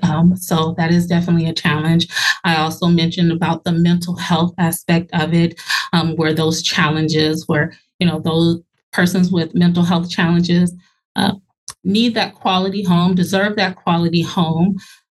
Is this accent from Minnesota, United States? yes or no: yes; Minneapolis, Minnesota, United States; also born or lived in Los Angeles; So I was born in Los Angeles, but I just say Minneapolis is home. Minnesota is home. This is what I'm used to.